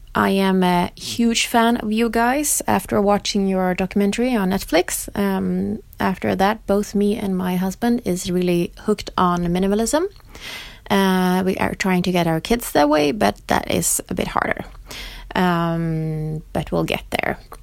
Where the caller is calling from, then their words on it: Stockholm, Stockholm County, Sweden; I'm calling from Stockholm, Sweden